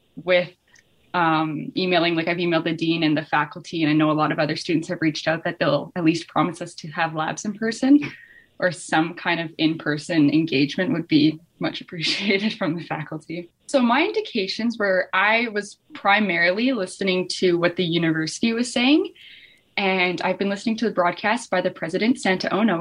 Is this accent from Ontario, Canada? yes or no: no; Fort St. John, British Columbia, Canada; I'm from Fort St. John, BC, uh, which is like 12 and a half hours north of Kelowna.